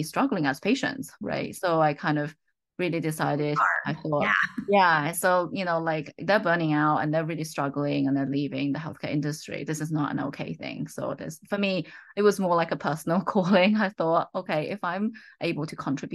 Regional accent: United Kingdom; accent: slight British; moved away as an adult; also born or lived in Oxford, United Kingdom; now in United States; You may have guessed that from my slight British accent, I grew up in the UK

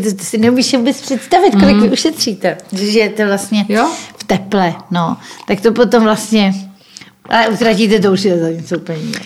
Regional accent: Czechia

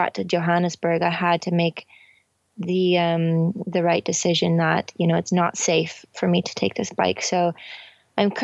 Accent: Delta, British Columbia, Canada; also born or lived in Oman; I'm from Vancouver, Canada, or just outside of Vancouver Delta

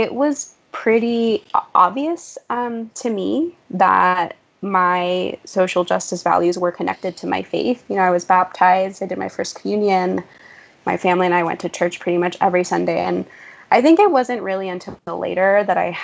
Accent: San Francisco Bay Area, California, United States; also born or lived in Mexico; now in New York, United States; I was born in Mexico, and I came to the U.S. when I was 11 months old with my parents. I grew up in the San Francisco Bay Area

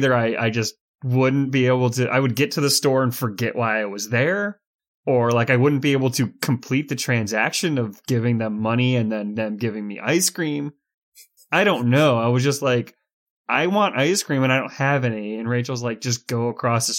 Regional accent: United States; we're in America. We're all from America

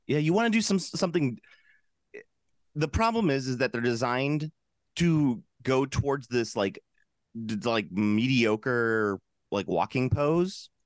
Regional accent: Central United States, United States; I am a flatlander from Central Ameri-, eh, from Central America, from Central United States

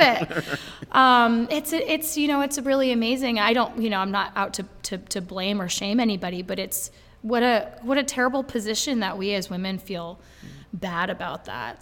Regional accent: Brattleboro, Vermont, United States; I'm from Brattleboro, Vermont

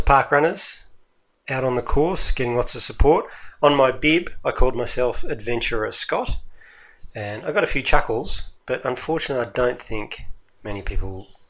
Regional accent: Melbourne, Victoria, Australia; So I'm from Melbourne.

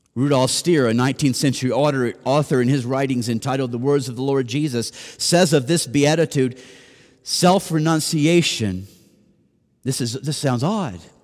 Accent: Nashville, Tennessee, United States; moved away; I'm from Nashville

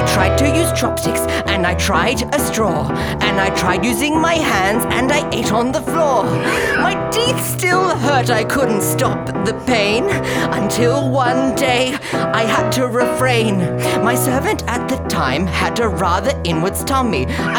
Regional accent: South Yarra, Victoria, Australia; When I was a little girl growing up in South Yarra, I went to get my dinner and I went, where's it, mother?

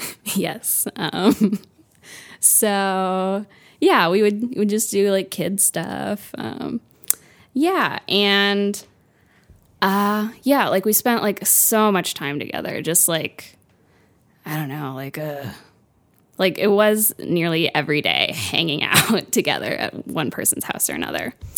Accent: Fort Lauderdale, Florida, United States; also born or lived in Pompano Beach, Florida; I'm from Florida

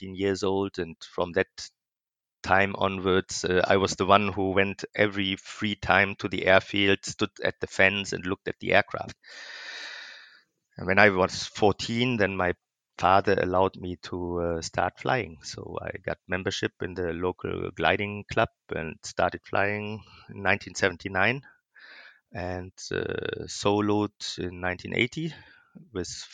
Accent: Ruhr Valley, North Rhine-Westphalia, Germany; I come from a small industrial hometown in Germany, which is in the western part of Germany, which we call Ruhr Valley.

